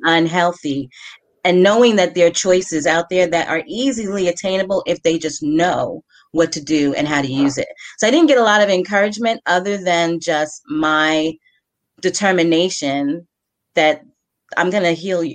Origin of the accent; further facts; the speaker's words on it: New York, United States; I'm from New York